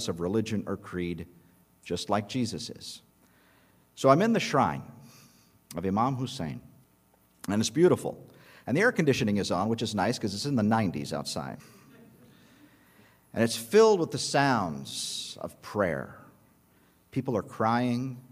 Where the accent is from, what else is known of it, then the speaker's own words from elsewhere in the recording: United States; And I told him, "America."